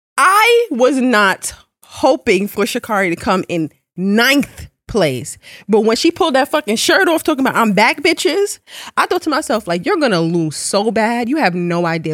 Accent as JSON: {"language": "English", "country": "Jamaica", "said": "I'm Jamaican."}